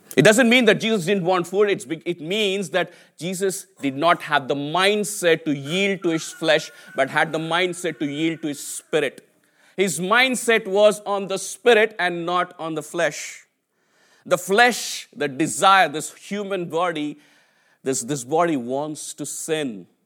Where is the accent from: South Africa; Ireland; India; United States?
India; English is a second language; moved away as an adult; now in United Kingdom; I came from India, right? I, I, I, I, my English was my third language